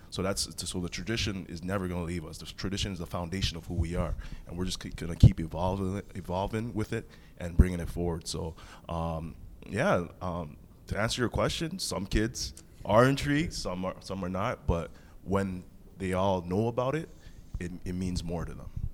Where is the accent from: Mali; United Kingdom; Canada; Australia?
Canada; Toronto, Ontario; I'm a kid from Rexdale.